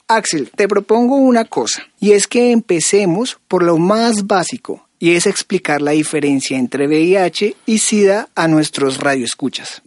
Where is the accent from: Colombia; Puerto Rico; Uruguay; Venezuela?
Colombia; moved away as an adult; now in Mexico City, Mexico; yo soy un migrante colombiano, estoy terminando mi carrera en sociología de la Universidad Nacional de Colombia, llegué a Ciudad de México